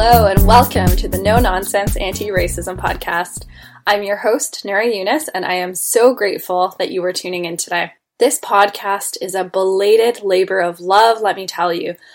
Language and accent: English; Toronto, Ontario, Canada; I was born and raised in Toronto, Ontario, Canada